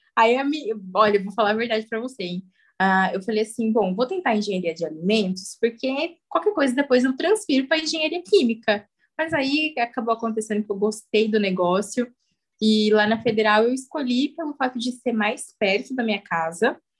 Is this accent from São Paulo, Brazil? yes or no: yes; São Paulo, Brazil; moved away as an adult; now in Pirassununga, Brazil; eu vim de São Paulo, capital, mas hoje eu moro em Pirassununga